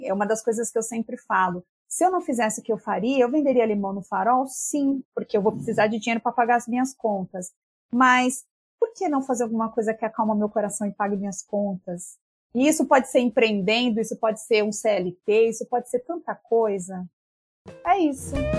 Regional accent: São Paulo, Brazil; a gente é muito paulistana

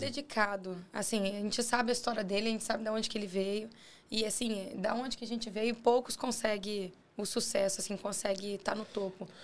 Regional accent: Guarapari, Espírito Santo, Brazil; nós quatro somos de Guarapari.

